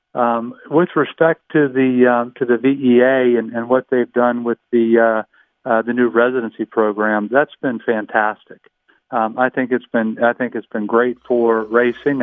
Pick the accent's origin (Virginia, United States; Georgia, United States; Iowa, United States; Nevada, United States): Virginia, United States; Northern; I grew up in Northern Virginia